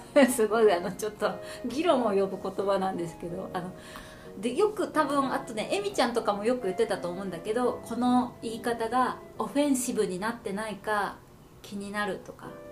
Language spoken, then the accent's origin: Japanese; Japan; moved away as an adult; now in Canada; 私は日本人